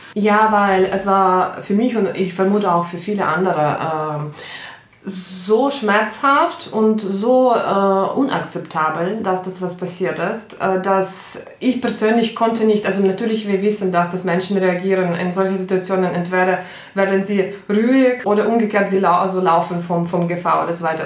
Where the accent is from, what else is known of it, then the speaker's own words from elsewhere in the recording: Ukraine; German is a second language; moved away as an adult; now in Linz, Austria; ich komme ursprünglich aus der Ukraine, bin seit 13 Jahren in, in Linz in Österreich